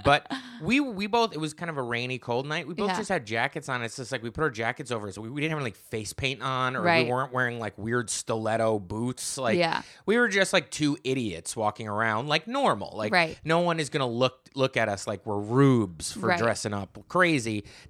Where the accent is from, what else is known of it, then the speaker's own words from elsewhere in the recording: New Jersey, United States; I grew up in New Jersey, same climate.